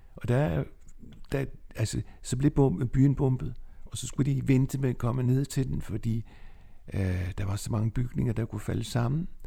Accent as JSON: {"language": "Danish", "town": "Nexø", "region": "Capital Region of Denmark", "country": "Denmark", "tie": "born or raised there", "also_born_or_lived": "Copenhagen", "moved": "as an adult", "lives_now": "Hillerød, Denmark", "said": "Jeg er vokset op på Bornholm i Næksø"}